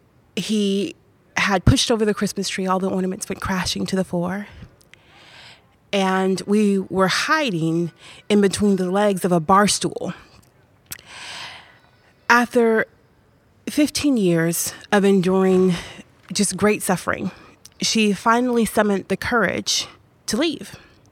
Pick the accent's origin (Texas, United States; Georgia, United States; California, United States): Georgia, United States; Macon; born there; I was born in Macon, Georgia.